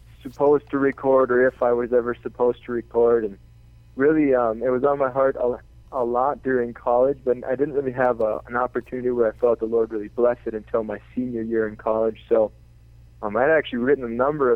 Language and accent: English; north of the Twin Cities, Minnesota, United States; I grew up north of the cities here in Minnesota, the Twin Cities, St. Paul, Minneapolis, and up in the woods, kind